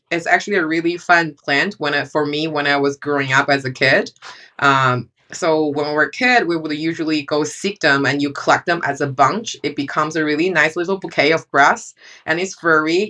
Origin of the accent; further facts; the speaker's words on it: China; moved away; I grew up in China